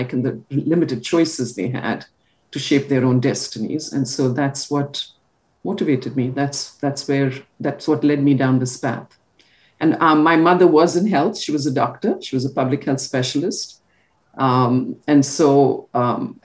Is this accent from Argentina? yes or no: no; India; now in United States; growing up in India